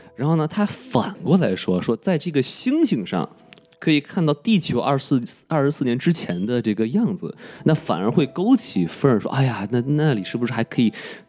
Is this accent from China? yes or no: yes; China; 我是生在红旗里，长在红旗下